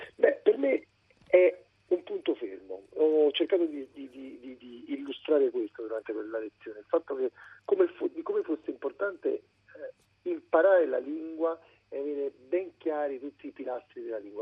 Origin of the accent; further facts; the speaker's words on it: Naples, Campania, Italy; noi, come napoletani, come italiani